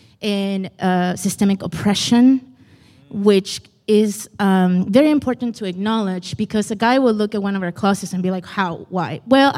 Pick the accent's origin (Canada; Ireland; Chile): Chile; Iquique, Tarapacá; also born or lived in Lowell, United States; I'm from Iquique, Chile, by way of Lowell, Mass.